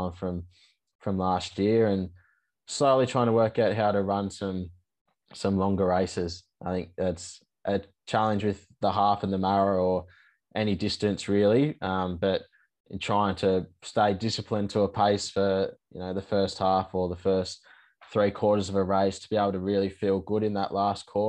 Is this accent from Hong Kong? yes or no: no; Sydney, New South Wales, Australia; Sydney Marathon, which is my hometown